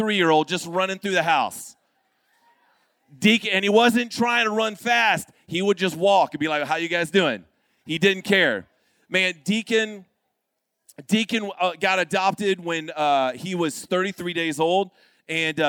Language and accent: English; Florida, United States; now in Arkansas, United States; I am from Florida